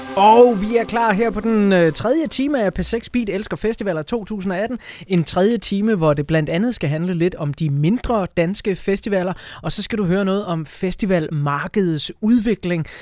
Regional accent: South Funen Archipelago, Southern Denmark, Denmark; min hjemstavn til Sydfynske Øhav

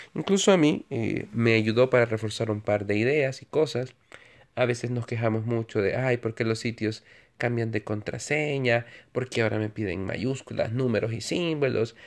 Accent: El Salvador; Soy un ciudadano en mi país, El Salvador

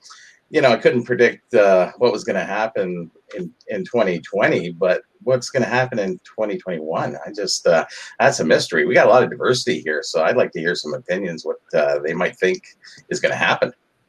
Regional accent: Toronto, Ontario, Canada; I'm from Toronto, Canada.

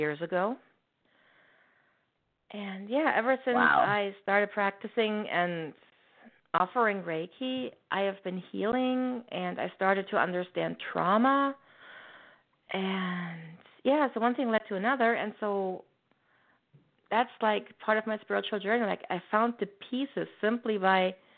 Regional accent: Germany; moved away as an adult; now in Canada; I'm originally from Germany

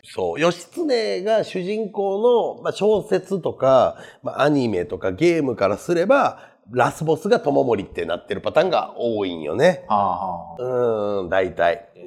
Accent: Kansai, Japan

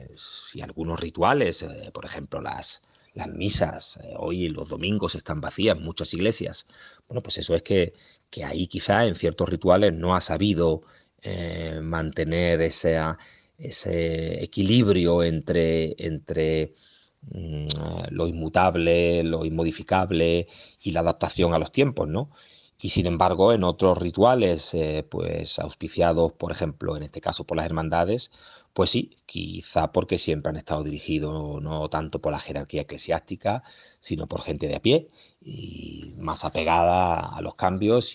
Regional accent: Seville, Andalusia, Spain; somos todos sevillanos, pero mi barrio tiene algo diferente

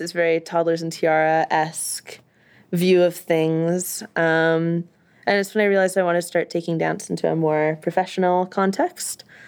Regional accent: Winnipeg, Manitoba, Canada; I'm from Winnipeg, so this is in the, the millennial, millennial library in Winnipeg

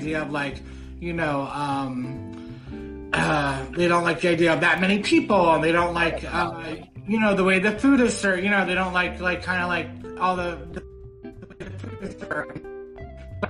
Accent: outside Baltimore, Maryland, United States; moved away as an adult; also born or lived in New York City; now in San Francisco, United States; I'm from Maryland, and I'm from like a rural area, and that's kind of why I left

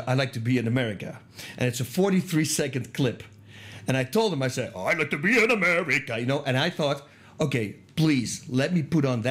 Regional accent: Eindhoven, North Brabant, Netherlands; moved away; I'm from Eindhoven, Holland

